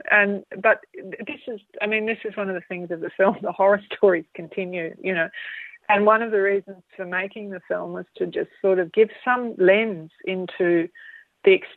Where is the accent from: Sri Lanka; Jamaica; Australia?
Australia; I am really Australian. And being born here